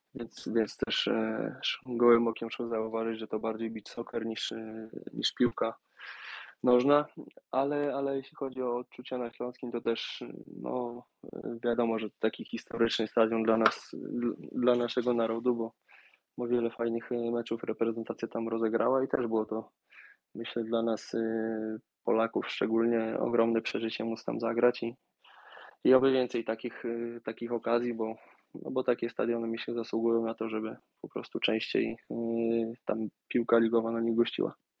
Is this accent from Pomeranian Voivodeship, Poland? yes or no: no; Warsaw, Masovian Voivodeship, Poland; moved away; ja pochodzę z Warszawy